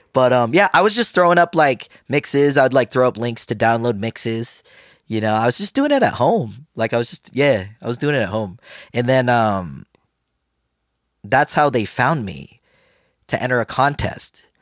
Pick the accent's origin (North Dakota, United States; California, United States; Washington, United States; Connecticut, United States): California, United States; San Francisco Bay Area; I grew up in the Bay Area in California, around San Francisco Bay Area